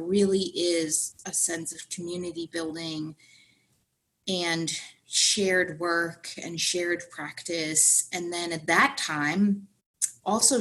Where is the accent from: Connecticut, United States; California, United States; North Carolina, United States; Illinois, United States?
Connecticut, United States; moved away; I'm from Connecticut